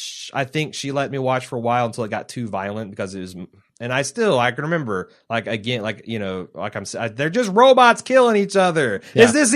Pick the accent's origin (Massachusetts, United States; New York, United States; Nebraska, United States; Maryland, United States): New York, United States; Me being a New Yorker, I'm curious to know if you've been to New York, and if so, what did you think of the Big Apple?